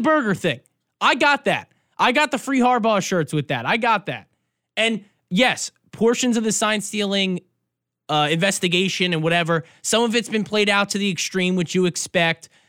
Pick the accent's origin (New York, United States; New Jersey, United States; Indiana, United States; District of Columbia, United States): New York, United States; now in Michigan, United States; I'm from New York. I grew up a Giants fan